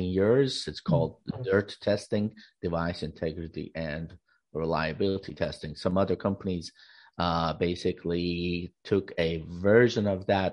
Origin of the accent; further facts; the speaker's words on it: California, United States; I'm from California, USA